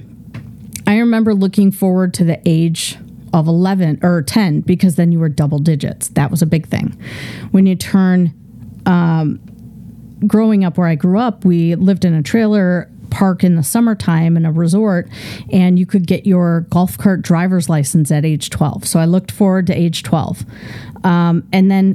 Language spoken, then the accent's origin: English; Midwest, United States; I grew up in the Midwest